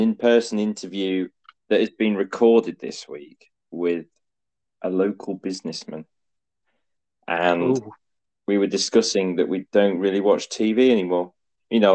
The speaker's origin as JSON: {"language": "English", "region": "the north of England", "country": "United Kingdom", "accent": "northern"}